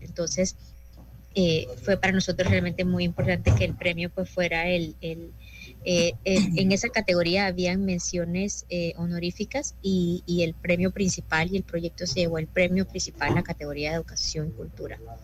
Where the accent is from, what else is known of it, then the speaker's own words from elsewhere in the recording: Panama; como panameños tenemos que sentirnos sumamente orgullosos